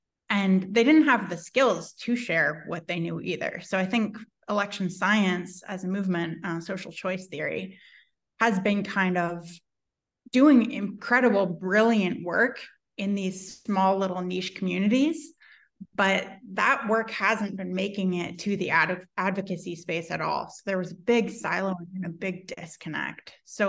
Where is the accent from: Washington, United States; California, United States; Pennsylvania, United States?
California, United States; I'm from the Bay Area and we've always had ranked ballots